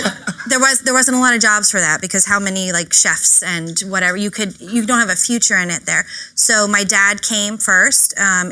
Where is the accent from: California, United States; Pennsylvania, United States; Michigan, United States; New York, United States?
New York, United States; Babylon; also born or lived in Ireland; I was born and raised in Ireland until I was about 4, turning 5. And then my parents made their way to Babylon, New York, on Long Island, a very exotic place.